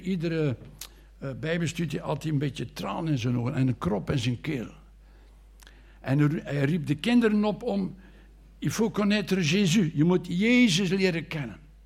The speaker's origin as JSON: {"language": "Dutch", "town": "Anderlecht", "region": "Brussels-Capital Region", "country": "Belgium", "tie": "born or raised there", "moved": "as an adult", "lives_now": "Bruges, Belgium", "said": "Ik ben geboren in Brussel, in Anderlecht."}